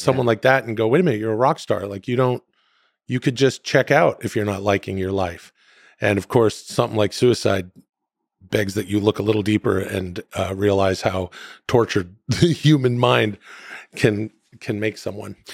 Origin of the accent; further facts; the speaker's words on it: Canada; moved away; I'm from Canada